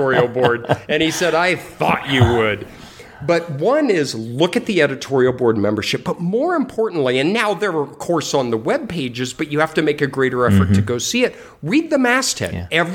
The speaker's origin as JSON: {"language": "English", "region": "Colorado", "country": "United States", "tie": "born or raised there", "said": "I grew up in Colorado and was a skier"}